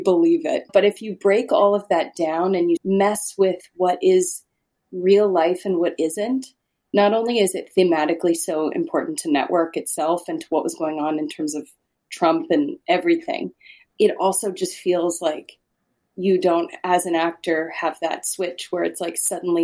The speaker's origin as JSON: {"language": "English", "region": "Saskatchewan", "country": "Canada", "tie": "born or raised there", "moved": "yes", "said": "I grew up in Saskatchewan"}